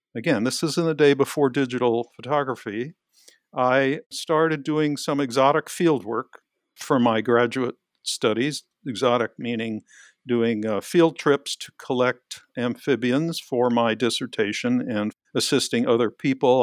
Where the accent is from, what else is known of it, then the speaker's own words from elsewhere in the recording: New York City, New York, United States; I grew up in Queens, New York, in New York City